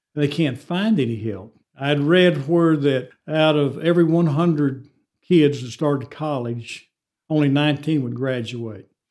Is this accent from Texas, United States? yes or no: yes; Amarillo, Texas, United States; I'm from Amarillo